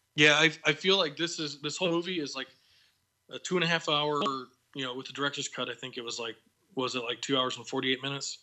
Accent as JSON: {"language": "English", "area": "Bear Country", "region": "Midwest", "country": "United States", "tie": "born or raised there", "said": "I grew up in Bear Country"}